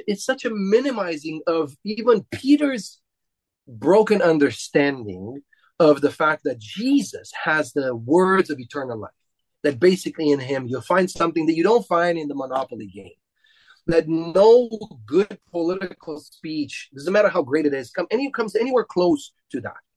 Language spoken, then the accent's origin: English; Romania; I'm Romanian and we come from the Romans.